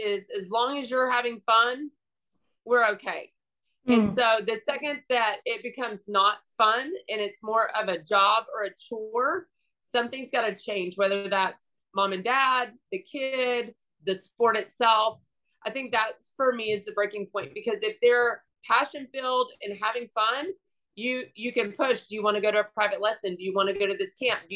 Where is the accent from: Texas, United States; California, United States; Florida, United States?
Texas, United States; Houston; growing up in Houston